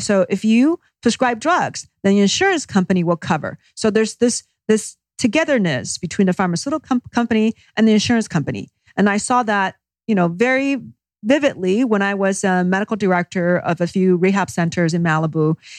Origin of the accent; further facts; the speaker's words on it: Beijing, China; moved away as an adult; I actually grew up in China. Uh, first, my first twenty years was in Beijing.